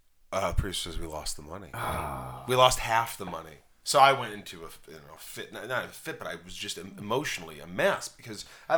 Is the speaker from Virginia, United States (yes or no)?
no; Newburgh, Indiana, United States; also born or lived in New York; now in California, United States; I grew up in a small town called Newburgh, Indiana, right next to Evansville, Indiana.